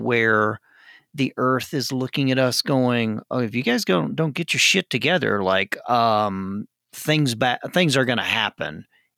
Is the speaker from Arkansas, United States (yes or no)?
yes; Arkansas, United States; I grew up in Arkansas.